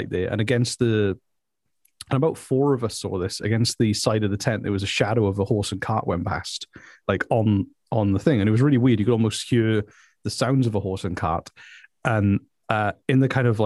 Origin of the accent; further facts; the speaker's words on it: South Wales, United Kingdom; I'm from South Wales